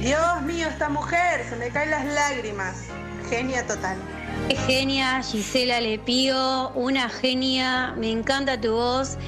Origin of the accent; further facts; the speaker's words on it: Santa Cruz, Argentina; moved away; yo soy de Santa Cruz